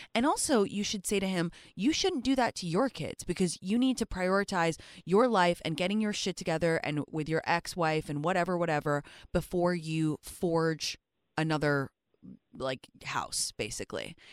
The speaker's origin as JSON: {"language": "English", "region": "England", "country": "United Kingdom", "moved": "yes", "said": "I'm from England"}